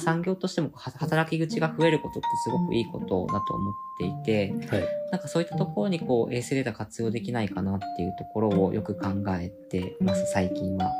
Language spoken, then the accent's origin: Japanese; Kumamoto, Japan; now in Tokyo, Japan; 自分が熊本出身っていうところもあって今東京にいる